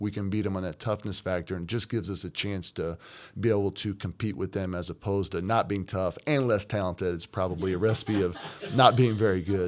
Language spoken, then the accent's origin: English; Kentucky, United States; moved away as an adult; also born or lived in Florida; now in Missouri, United States; I'm from Kentucky